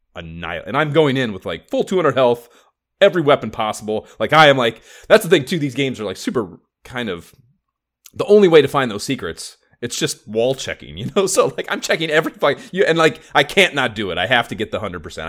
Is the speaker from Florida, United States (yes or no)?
no; Oberlin, Ohio, United States; born or raised there